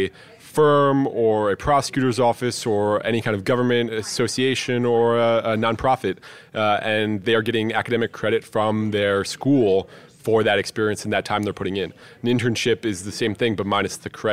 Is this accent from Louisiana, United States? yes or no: no; Maryland, United States; moved away as an adult; also born or lived in upstate New York; My home state and the state that I am most proud of is actually Maryland